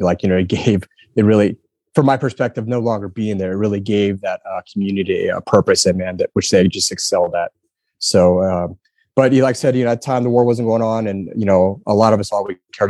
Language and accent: English; Heidelberg, Baden-Württemberg, Germany; also born or lived in Fayetteville, United States / San Antonio, United States; I grew up in Heidelberg for about 7 years, and then we ended up in Texas in San Antonio, and that's kind of where I that's where I enlisted, joined the Air Force.